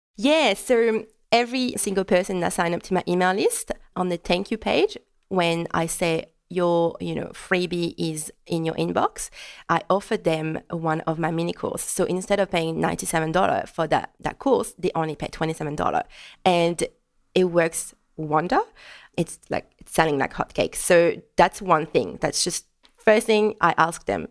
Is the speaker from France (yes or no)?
yes; France; first language French; English is a second language; moved away as an adult; now in Melbourne, Australia; French, English is not my native language. It just brings me a bit closer to France